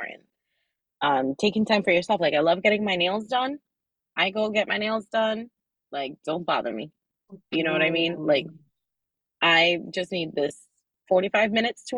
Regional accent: New Jersey, United States; Being Dominicana is like, I might as well have been born there. I was born in New Jersey

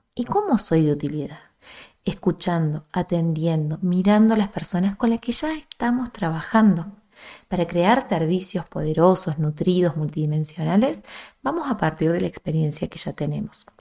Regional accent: small town in central Córdoba province, Argentina; desde mi pueblo de origen, que es un pueblo muy chiquito en el centro de Argentina, en el centro de la provincia que está el centro, que es Córdoba

